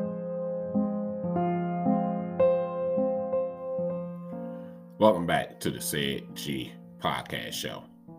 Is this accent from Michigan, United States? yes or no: yes; Detroit, Michigan, United States; Coming live from Detroit, Michigan. Salute to my hometown, Detroit.